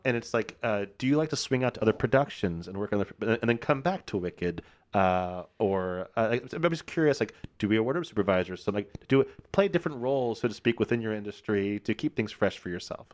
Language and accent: English; Cincinnati, Ohio, United States; I'm from Cincinnati.